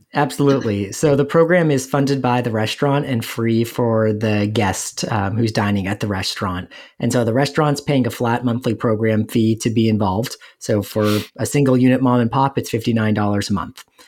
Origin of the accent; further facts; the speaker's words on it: Los Angeles, California, United States; moved away as an adult; now in Saint Louis, United States; I'm originally from Los Angeles, and I came out to Saint Louis